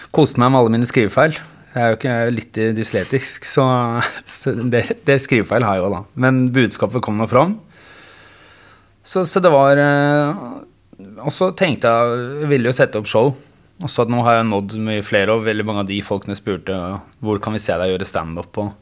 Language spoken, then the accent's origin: Norwegian; Geilo, Buskerud, Norway; also born or lived in Bergen; Jeg er født i Bergen eh, og flyttet til Geilo